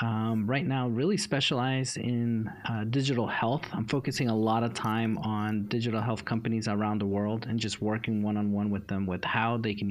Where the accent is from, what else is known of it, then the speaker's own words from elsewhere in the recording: New York City, New York, United States; now in Dallas, United States; growing up in New York City really just opened my eyes to see life differently.